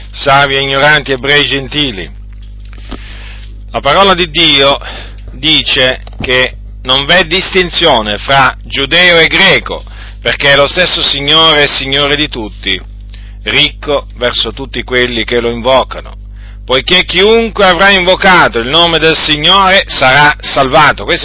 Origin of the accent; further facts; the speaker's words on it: Noyon, Hauts-de-France, France; born there; Sono nato eh, in Francia nel 1964, eh, sono nato in una zona della Francia chiamata Piccardia, e in un paese, in un piccolo paese che si chiama Noyon.